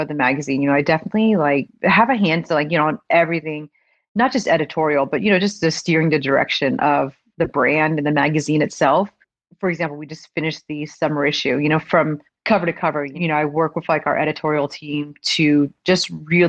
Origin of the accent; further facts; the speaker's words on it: Florida, United States; North Florida.